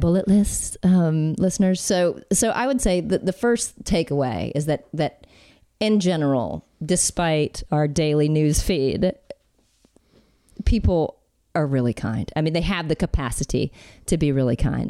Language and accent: English; Alabama, United States; I'm from Alabama, born and raised